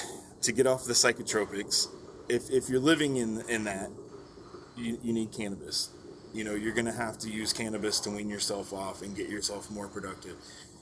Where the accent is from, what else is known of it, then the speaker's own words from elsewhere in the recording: Texas, United States; Just part of growing up in Texas where you don't really know what you're consuming.